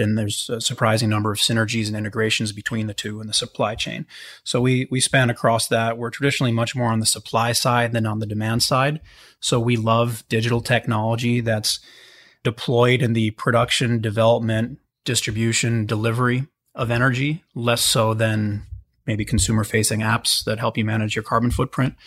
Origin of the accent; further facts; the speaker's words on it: Pittsburgh, Pennsylvania, United States; I grew up in Pittsburgh, so always with kind of an industrial background